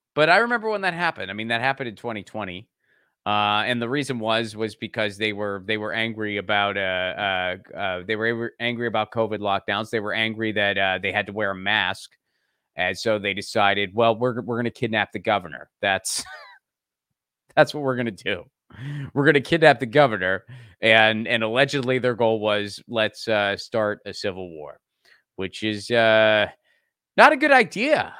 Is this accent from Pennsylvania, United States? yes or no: yes; Pittsburgh, Pennsylvania, United States; I grew up in Pittsburgh, Pennsylvania, which is the, uh, you know, the land of, of fracking in western Pennsylvania